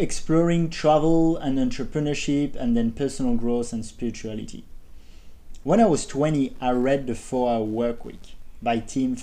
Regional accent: Paris, Île-de-France, France; moved away; I grew up in Paris, I attended a prestigious business school

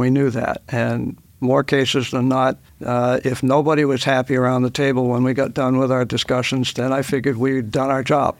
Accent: Dover, New Hampshire, United States; I was born in Dover. Uh, my father was, uh, Doctor Galt, a physician in Dover for forty-seven years, and I was raised here in Dover

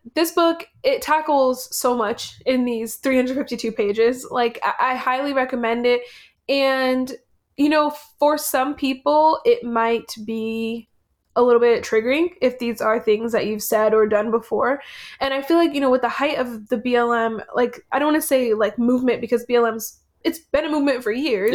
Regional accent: United States; I was born in America and an American citizen

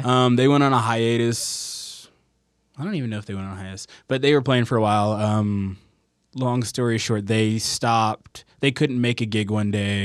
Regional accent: Southern California, United States; now in Salt Lake City, United States; I grew up in Southern California

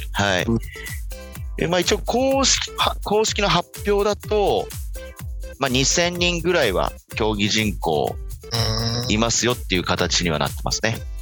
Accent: Saitama, Japan; 僕、地元が浦和なんですよ

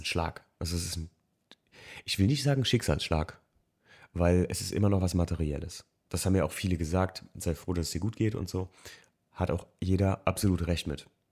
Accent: Alken, Rhineland-Palatinate, Germany; also born or lived in Frankfurt; Alken, wo ich aufgewachsen bin

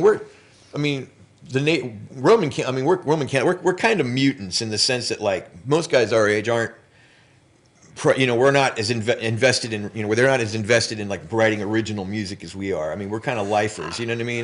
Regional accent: Los Angeles, California, United States; I grew up in Los Angeles.

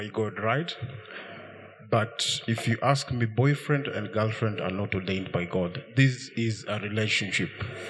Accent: Kenya; I'm a Kenyan.

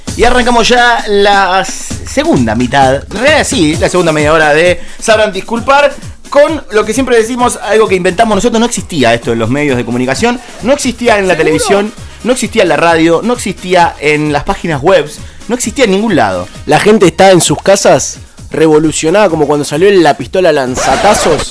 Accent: Argentina; como argentinos

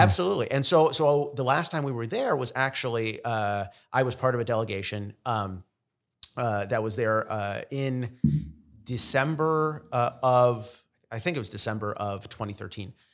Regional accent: Israel; first language Russian; English is a second language; now in United States; I was born in Israel, uh, we sort of, we have all the Middle Eastern connections, we have the Russian connections, I s, native Russian speaker.

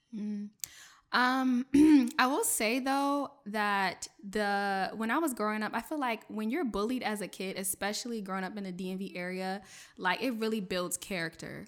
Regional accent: Bladensburg, Riverdale, Hyattsville area, Maryland, United States; first language French; English is a second language; I grew up in the Bladensburg, Riverdale, Highsville area, um, in Maryland. I'm a P G County girl

